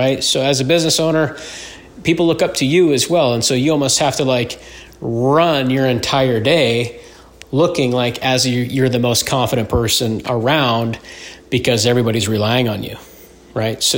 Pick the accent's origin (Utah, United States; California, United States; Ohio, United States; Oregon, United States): Utah, United States; moved away as an adult; I'm born and raised in Utah